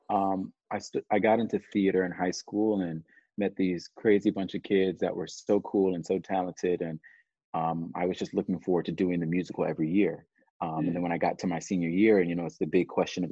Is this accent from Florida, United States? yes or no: yes; Orlando, Florida, United States; moved away; I'm from Orlando, Florida